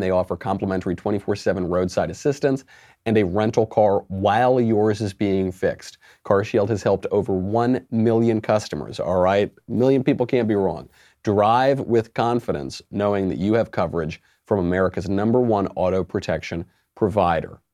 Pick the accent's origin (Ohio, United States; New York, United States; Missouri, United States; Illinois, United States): New York, United States; I'm a New Yorker